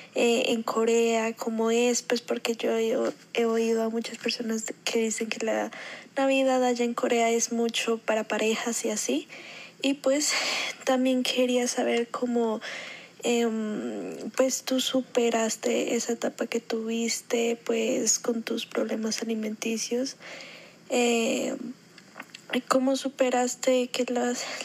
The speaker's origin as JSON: {"language": "Spanish", "region": "Bogotá", "country": "Colombia", "said": "yo soy de Bogotá, Colombia"}